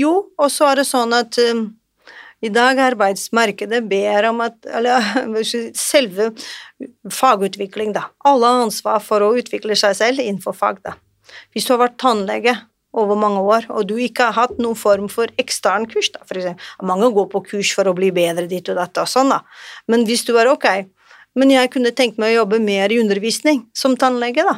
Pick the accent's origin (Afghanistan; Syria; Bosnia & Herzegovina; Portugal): Portugal; now in Norway; Jeg er eh, fra Portugal